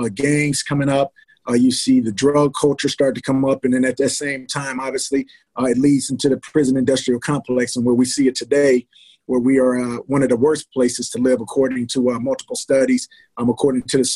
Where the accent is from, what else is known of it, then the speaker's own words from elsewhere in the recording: Milwaukee, Wisconsin, United States; a young man from Milwaukee, Wisconsin, grew up on 7th and Melvina